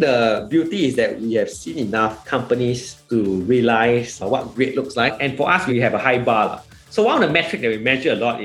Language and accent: English; Singapore; also born or lived in United States; I'm Singaporean like yourself